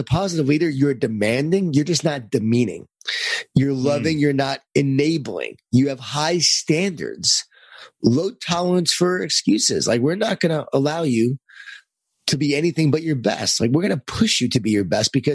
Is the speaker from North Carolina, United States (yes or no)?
no; Lisle, New York, United States; born or raised there